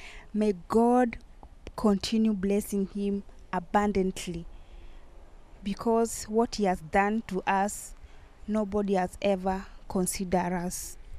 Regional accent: Kenya; The boy beside me is my son … we are from Kenya.

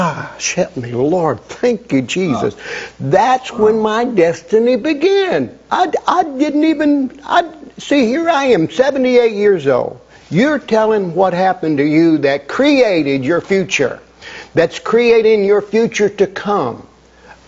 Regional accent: Chattanooga, Tennessee, United States; I'm from Chattanooga

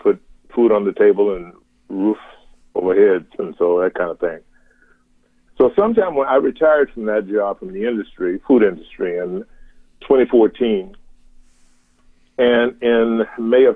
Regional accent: Savannah, Georgia, United States; moved away as an adult; also born or lived in Chicago, Illinois; now in Raleigh, United States; I was born and raised in Savannah, Georgia

